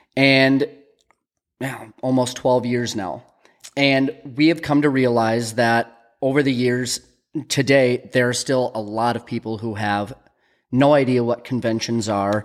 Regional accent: United States; We're from Minnesota, North Dakota

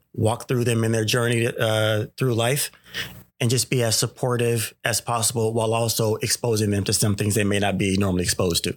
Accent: Sacramento, California, United States; I grew up in the, uh, Sacramento area, born and raised in the Oak Park area

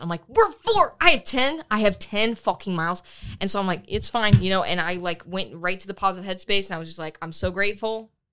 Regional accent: Florida, United States; I'm from Florida

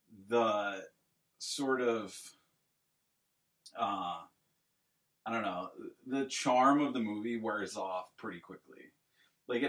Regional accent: United States; I'm an American

